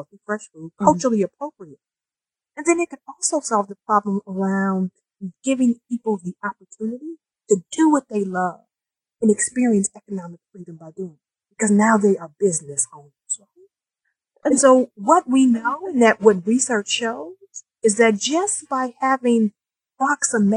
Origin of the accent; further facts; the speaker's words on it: Detroit, Michigan, United States; I was born and raised in Detroit as my hometown. I was born in 1969 in the northwest side of Detroit